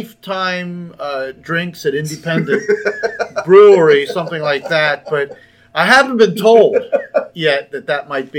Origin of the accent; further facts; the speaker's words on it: Pennsylvania, United States; I grew up in Pennsylvania